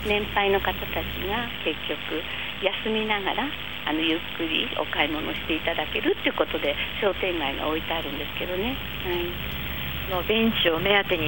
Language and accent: Japanese; Kodaira, Tokyo, Japan; 小さい頃からこの町にずっと生まれ育って